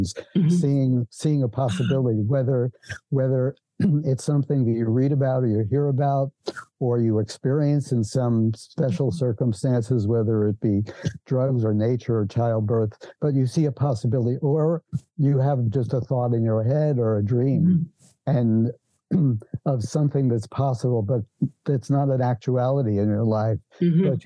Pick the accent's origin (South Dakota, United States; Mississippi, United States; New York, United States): New York, United States; New York City; moved away; I was born in New York City.